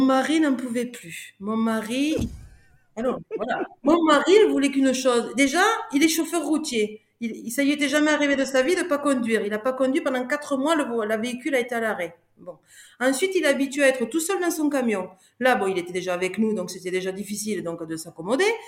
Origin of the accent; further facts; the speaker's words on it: France; je te le dis en tant que bon français